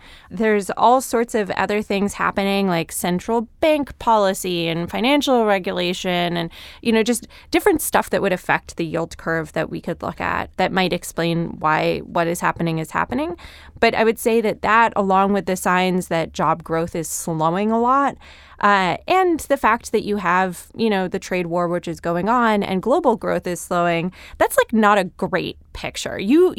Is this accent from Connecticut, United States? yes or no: yes; Connecticut, United States; I grew up in suburban Connecticut, and I still didn't learn to drive until I was